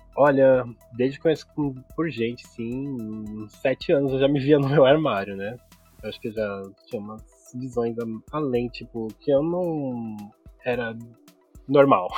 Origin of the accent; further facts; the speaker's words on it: São Paulo, Brazil; eu nasci aqui em São Paulo, tenho 26 anos